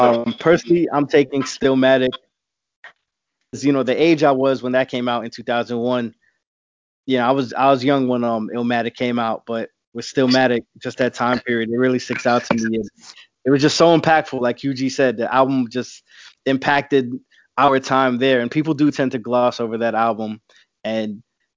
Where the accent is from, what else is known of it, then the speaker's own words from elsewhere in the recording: New York City, New York, United States; that's my backyard there. You know, I'm from Astoria, Queensbridge, right there